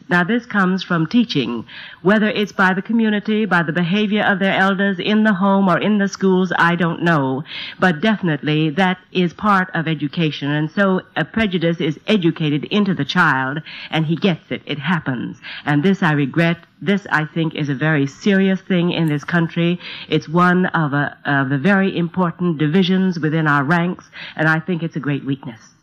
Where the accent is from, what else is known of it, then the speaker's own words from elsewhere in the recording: United States; moved away as an adult; I spent a great deal of my life in America and went abroad to live for 12 years.